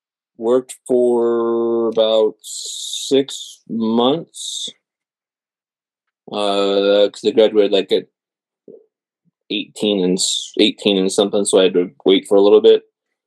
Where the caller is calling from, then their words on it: Green Valley, Arizona, United States; A little bit south of Tucson in Green Valley.